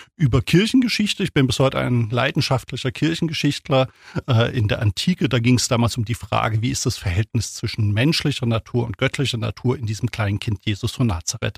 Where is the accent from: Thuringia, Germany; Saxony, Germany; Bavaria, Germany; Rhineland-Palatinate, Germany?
Thuringia, Germany; now in Ulm, Germany; Ich bin aufgewachsen in Thüringen, also damals in der DDR, 1971 geboren